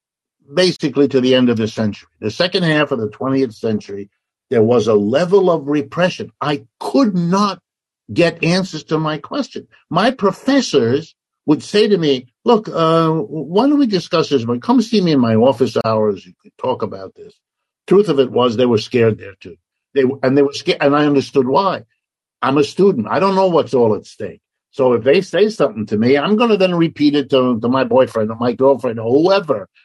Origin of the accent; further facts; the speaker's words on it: United States; as an American who grew up in this whole situation